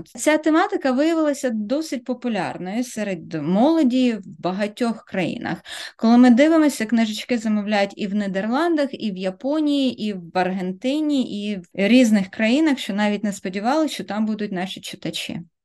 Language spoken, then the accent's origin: Ukrainian; Kryvyi Rih, Dnipropetrovsk Oblast, Ukraine; now in Australia; Я народилася, виросла в Кривому Розі, це російське мовне місто